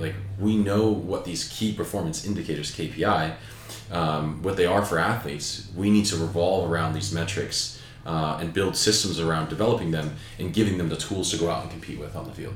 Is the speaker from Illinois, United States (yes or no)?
no; Southern California, United States; I grew up in Southern California